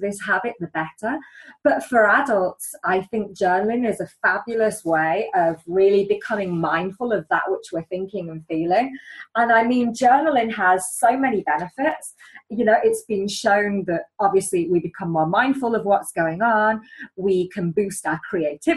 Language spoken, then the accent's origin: English; England, United Kingdom; I'm English